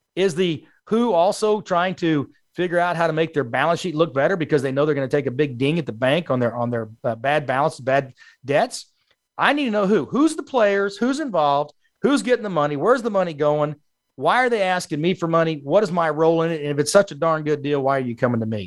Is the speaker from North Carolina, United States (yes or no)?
no; South Texas, United States; also born or lived in Allen, Texas; I was born in South Texas. I've grown up and lived in Texas all my life